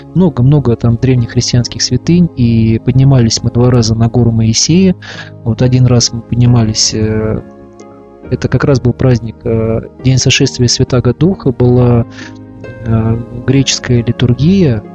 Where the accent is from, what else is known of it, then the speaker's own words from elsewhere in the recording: Russia; я православный христианин из России